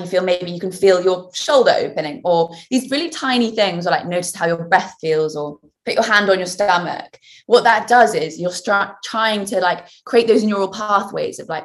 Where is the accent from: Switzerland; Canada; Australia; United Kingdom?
United Kingdom; Winchester, South East England; my hometown of Winchester